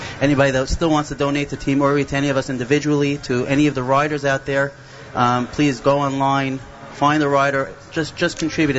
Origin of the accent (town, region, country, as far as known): Flatbush, New York, United States